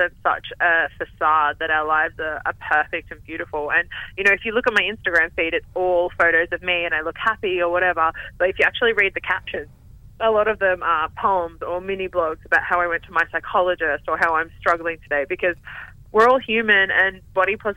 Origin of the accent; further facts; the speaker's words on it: Newcastle, New South Wales, Australia; moved away as an adult; now in Melbourne, Australia; growing up in Newcastle